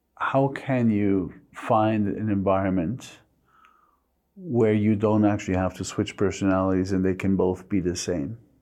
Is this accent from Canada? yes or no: no; Mexico; English is a second language; moved away as an adult; also born or lived in United States; now in London, United Kingdom; I was born and raised to German parents in Mexico